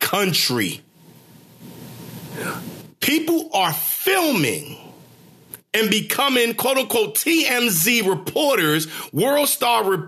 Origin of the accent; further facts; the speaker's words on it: New York City, New York, United States; moved away; a 2 train that I used to ride in to from Brooklyn, Flatbush